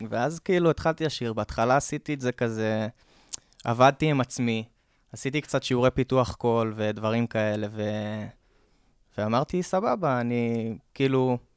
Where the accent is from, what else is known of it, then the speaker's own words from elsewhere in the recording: Kfar Vradim, Northern District, Israel; אני בן 26, במקור אני מהצפון, מכפר ורדים, גדלתי שם, יישוב קהילתי כזה בין אה, עצים ונחלים וזה.